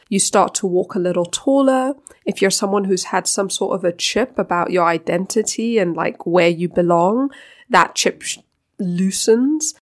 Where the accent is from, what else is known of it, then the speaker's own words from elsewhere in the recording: Denmark; now in Africa; I was born in Denmark, so I'm Danish by birth